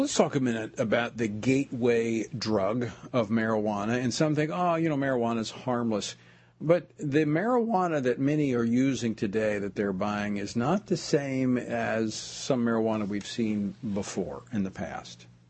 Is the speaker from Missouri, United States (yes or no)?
no; Louisiana, United States; my home state of Louisiana